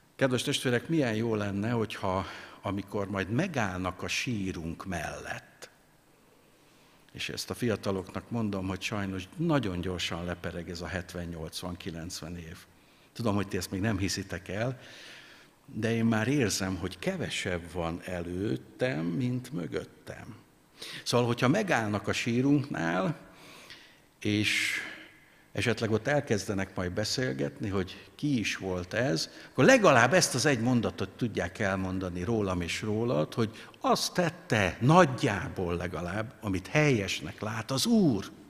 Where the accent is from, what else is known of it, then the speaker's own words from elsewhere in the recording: Hungary; mi magyarok